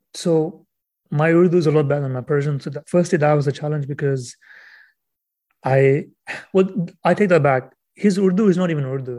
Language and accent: English; Canada; European roots, I guess, being Canadian